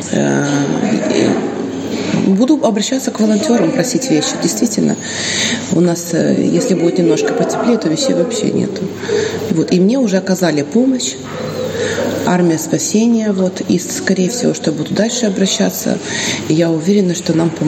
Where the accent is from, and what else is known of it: Odesa, Odesa Oblast, Ukraine; now in Dubăsari, Moldova